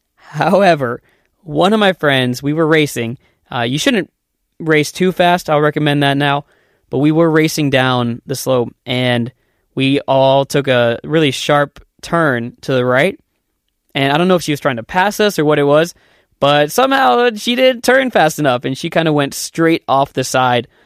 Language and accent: English; Columbus, Ohio, United States; moved away as an adult; also born or lived in Korea; now in South Korea; I'm from Columbus, Ohio, which is in the United States